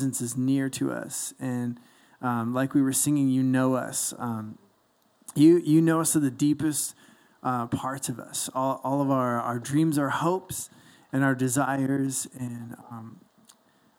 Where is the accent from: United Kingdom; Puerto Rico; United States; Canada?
Canada; Toronto, Ontario; moved away as an adult; I'm from Toronto.